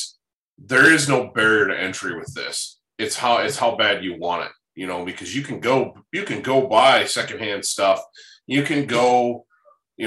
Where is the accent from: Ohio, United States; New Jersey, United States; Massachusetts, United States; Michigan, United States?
Michigan, United States; Growing up in Michigan